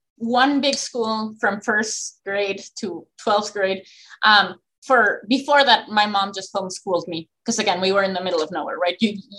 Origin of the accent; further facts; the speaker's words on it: Mexico City, Mexico; moved away as an adult; also born or lived in Houston, Texas / Manhattan, Kansas; now in Buffalo, United States; I grew up in Mexico City from the time I was born to the time I was 18, graduated high school.